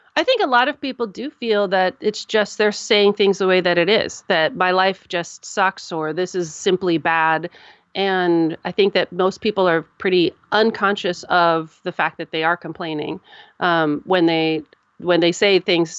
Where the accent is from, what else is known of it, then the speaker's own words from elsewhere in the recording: United States; I'm an American